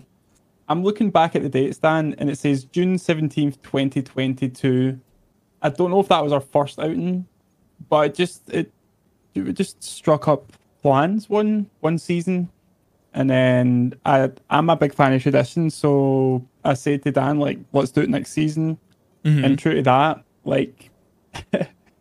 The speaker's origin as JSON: {"language": "English", "town": "Glasgow", "region": "Scotland", "country": "United Kingdom", "said": "I'm from Glasgow, Scotland"}